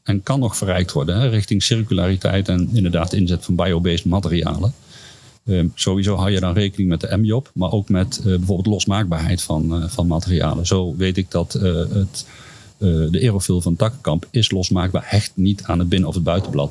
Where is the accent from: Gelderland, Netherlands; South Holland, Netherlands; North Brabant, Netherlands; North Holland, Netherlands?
Gelderland, Netherlands; Duiven; mijn geboortedorp Duiven